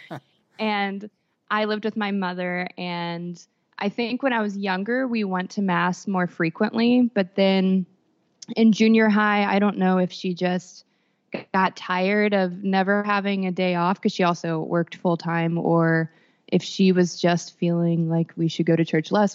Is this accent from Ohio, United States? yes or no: no; Texas, United States; I grew up in Texas